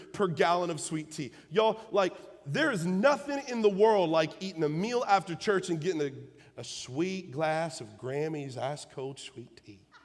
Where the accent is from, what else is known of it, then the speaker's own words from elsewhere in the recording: Illinois, United States; moved away; I'm from the North. I'm from Illinois.